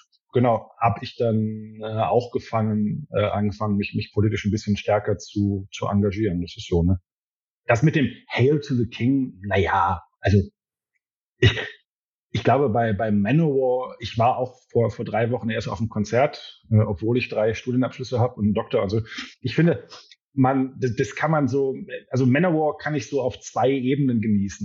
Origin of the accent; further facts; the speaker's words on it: Ruhr area, North Rhine-Westphalia, Germany; ich komme ja auch aus dem Pott